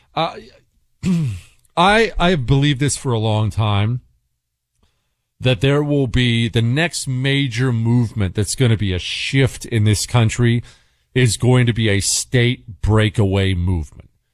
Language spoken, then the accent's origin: English; Bozeman, Montana, United States; also born or lived in Ohio; I grew up in Bozeman, Montana. Well, we moved fr-, from Ohio to Montana when I was ten